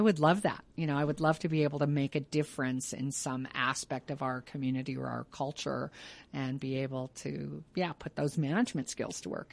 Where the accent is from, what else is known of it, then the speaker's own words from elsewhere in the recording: Pueblo, Colorado, United States; Pueblo is my hometown